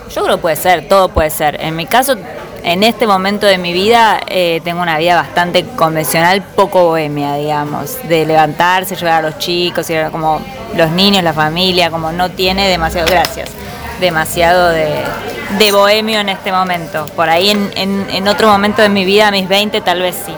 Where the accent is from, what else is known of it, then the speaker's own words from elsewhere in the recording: Buenos Aires, Argentina; Nací en Palermo cuando era Palermo sensible.